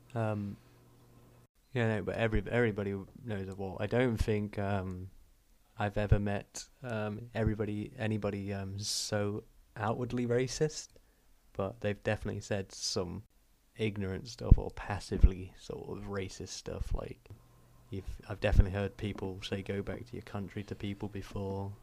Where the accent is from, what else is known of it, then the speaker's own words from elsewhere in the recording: United Kingdom; growing up in Britain